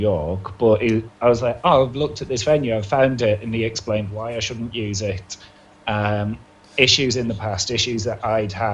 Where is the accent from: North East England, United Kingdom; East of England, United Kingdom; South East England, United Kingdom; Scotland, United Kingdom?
North East England, United Kingdom; Hartlepool; moved away as an adult; also born or lived in Leeds; now in Manchester, United Kingdom; I moved from Hartlepool to Leeds for uni